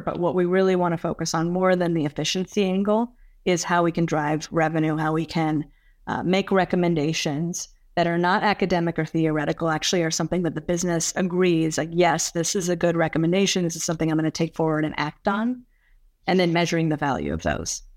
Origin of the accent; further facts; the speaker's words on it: California, United States; now in Westchester County, United States; I grew up in California